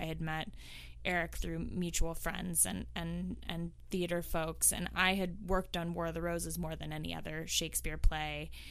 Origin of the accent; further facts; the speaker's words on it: the Bay Area, California, United States; moved away as an adult; now in New York, United States; I'm from the Bay Area originally. I uh, moved to New York about a decade ago